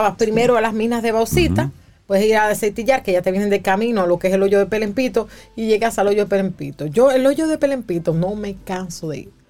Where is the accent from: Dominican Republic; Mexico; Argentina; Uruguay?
Dominican Republic; los dominicanos